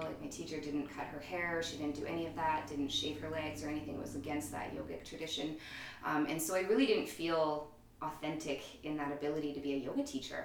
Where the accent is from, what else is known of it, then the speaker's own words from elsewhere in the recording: Edmonton, Alberta, Canada; also born or lived in Toronto; born and raised in Edmonton.